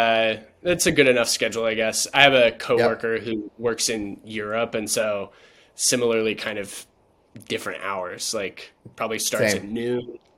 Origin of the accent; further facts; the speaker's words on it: Chapel Hill, North Carolina, United States; moved away as an adult; also born or lived in Charlottesville, Virginia; the house that I grew up in there in Chapel Hill.